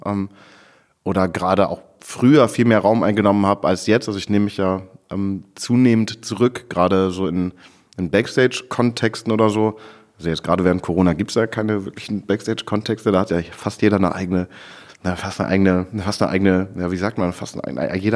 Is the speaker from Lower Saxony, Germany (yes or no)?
yes; Friesland, Lower Saxony, Germany; moved away; ich komme aus, aus Friesland.